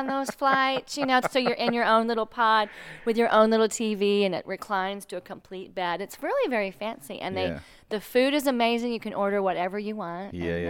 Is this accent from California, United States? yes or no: no; Texas, United States; also born or lived in Connecticut, United States; We're originally Texans, so we're from the South.